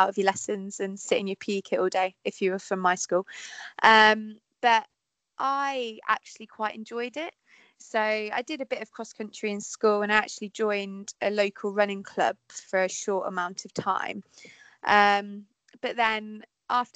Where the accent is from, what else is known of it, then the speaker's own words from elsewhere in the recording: Peterborough, East of England, United Kingdom; I'm from Peterborough